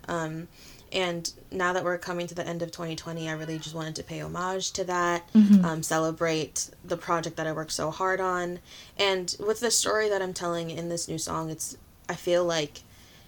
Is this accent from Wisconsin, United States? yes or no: no; Bay Area, California, United States; I am a Filipina artist from the Bay Area